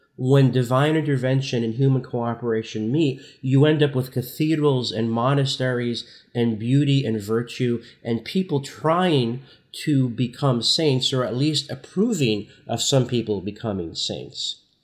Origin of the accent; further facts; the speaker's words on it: Newark, New Jersey, United States; I, I grew up in Newark, New Jersey in the sixties and seventies